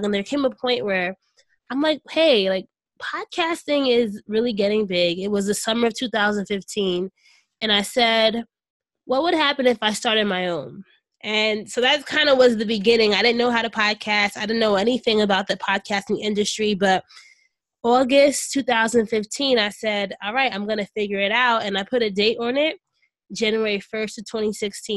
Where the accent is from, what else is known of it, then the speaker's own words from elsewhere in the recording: Orange, New Jersey, United States; my hometown of Orange, New Jersey